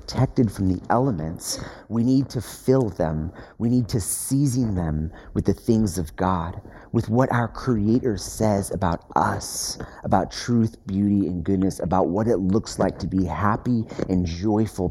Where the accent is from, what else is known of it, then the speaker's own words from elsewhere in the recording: United States; as American Westerners